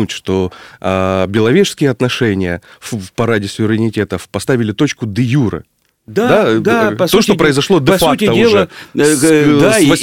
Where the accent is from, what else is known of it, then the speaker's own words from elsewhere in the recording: Rostov-on-Don, Rostov Oblast, Russia; я родом из Ростова-на-Дону